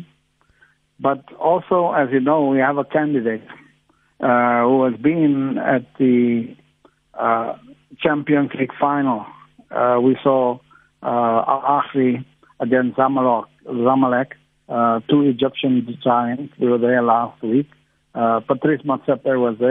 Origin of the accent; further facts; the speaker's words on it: Port Elizabeth, Eastern Cape, South Africa; I come from Port Elizabeth